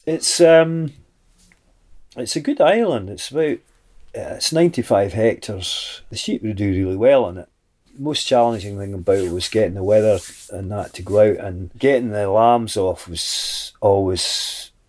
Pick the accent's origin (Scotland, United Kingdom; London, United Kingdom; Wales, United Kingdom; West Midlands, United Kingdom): Scotland, United Kingdom; Mull; when I came back to Mull